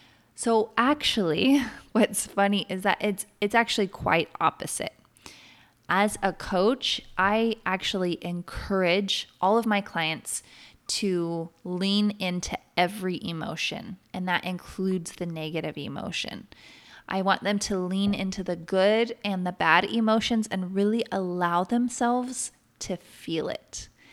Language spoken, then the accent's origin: English; Oregon, United States; I grew up in Central Oregon and I have something in me, this need, this desire, very deep desire to be in the trees and the mountains.